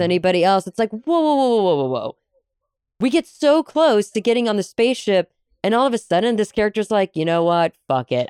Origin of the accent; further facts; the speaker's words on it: United States; as an American living in the 21st century